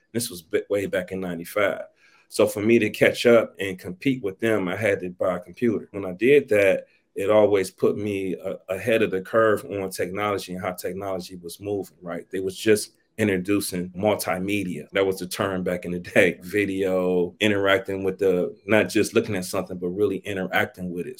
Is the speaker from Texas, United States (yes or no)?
no; East Cleveland, Ohio, United States; I'm from Cleveland, Ohio, originally East Cleveland, Ohio